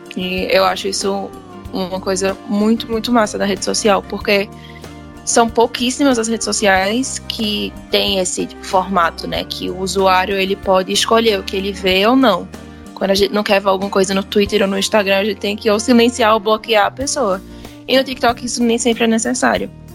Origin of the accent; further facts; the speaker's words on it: Pernambuco, Brazil; eu sou de Pernambuco